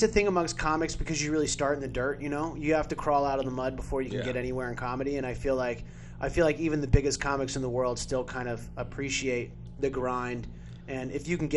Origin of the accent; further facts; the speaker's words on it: California, United States; I'm born and raised in California, so my view on that is very much influenced by how I grew up.